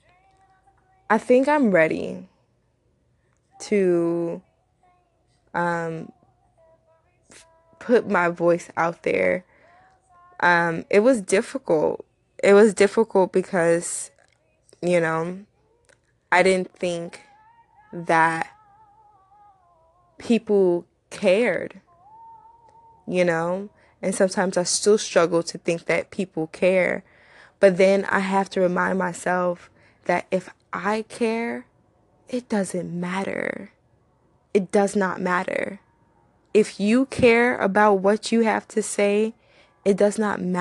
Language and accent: English; United States; also born or lived in Nigeria / Far Rockaway, New York / Georgia; I'm from Nigeria, but I wasn't raised in Nigeria. I was raised here in both Far Rockaway and Georgia.